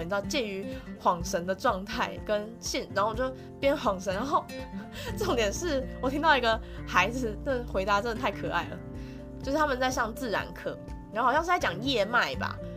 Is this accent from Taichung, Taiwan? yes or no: no; Yilan County, Taiwan; 我们老家也在宜兰